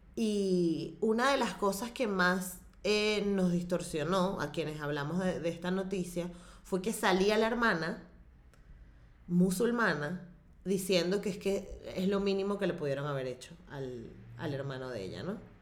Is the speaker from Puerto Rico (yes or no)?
no; Venezuela; como la venezolana, este, somos mayoritariamente católicos